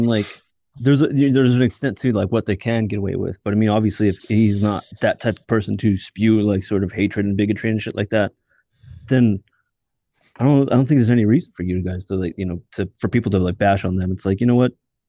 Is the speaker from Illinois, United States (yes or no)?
no; California, United States; We're from California, dude.